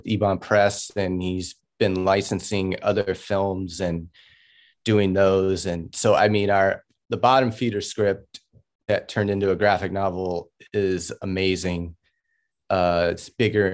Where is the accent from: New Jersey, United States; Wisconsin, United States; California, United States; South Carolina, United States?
California, United States; Oakland; moved away; also born or lived in Los Angeles, California; I come from Oakland, California, and quickly had moved into Los Angeles.